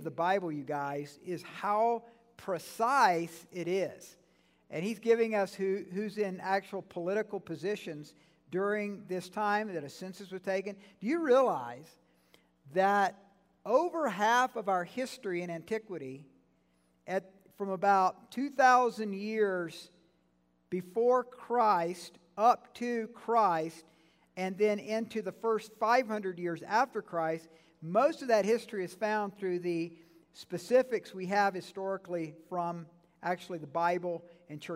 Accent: Georgia, United States; I'm from Georgia

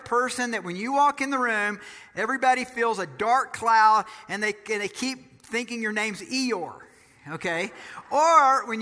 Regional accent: Georgia, United States; I'm from Georgia

